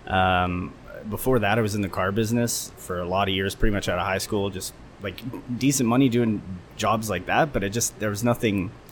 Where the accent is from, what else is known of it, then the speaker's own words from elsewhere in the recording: Edmonton, Alberta, Canada; also born or lived in Beijing, China / Qingdao, China; decided to come back home to Edmonton, my hometown